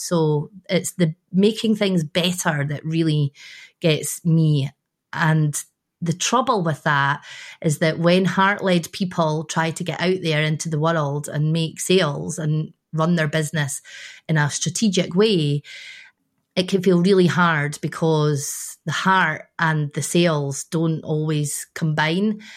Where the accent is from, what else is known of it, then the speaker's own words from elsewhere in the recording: Scotland, United Kingdom; I'm a Scottish woman